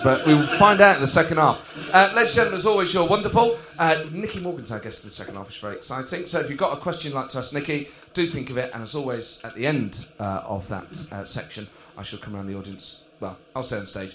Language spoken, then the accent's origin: English; Nottingham, East Midlands, United Kingdom; I'm from Nottingham